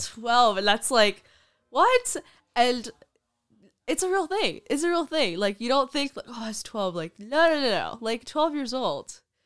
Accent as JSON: {"language": "English", "town": "Brooklyn", "region": "New York", "country": "United States", "said": "I'm from Brooklyn"}